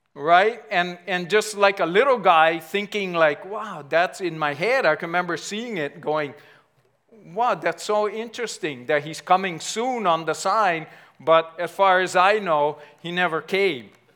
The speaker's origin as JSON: {"language": "English", "country": "United States", "tie": "born or raised there", "said": "I grew up in Ever Beach"}